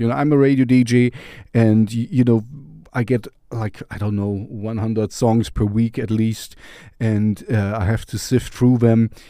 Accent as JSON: {"language": "English", "country": "Germany", "said": "I am from Germany as well, even if my accent is strange"}